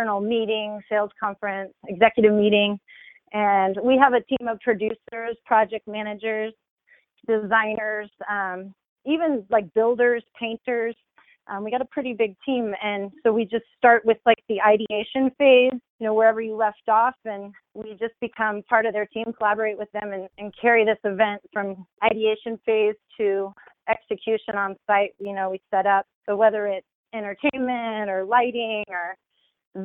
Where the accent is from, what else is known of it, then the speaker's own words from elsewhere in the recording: Leawood, Kansas, United States; moved away as an adult; now in Las Vegas, United States; I grew up in Kansas, so Leawood, Kansas.